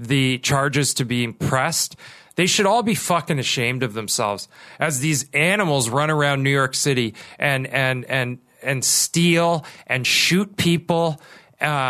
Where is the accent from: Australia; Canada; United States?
Canada; Kitchener, Ontario; I grew up in Kitchener, Ontario.